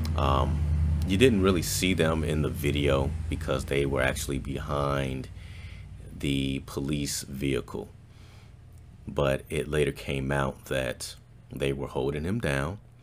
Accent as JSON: {"language": "English", "town": "Chicago", "region": "Illinois", "country": "United States", "tie": "born or raised there", "also_born_or_lived": "Des Moines, Iowa", "moved": "as an adult", "lives_now": "Arlington, United States", "said": "I'm born and raised in Chicago"}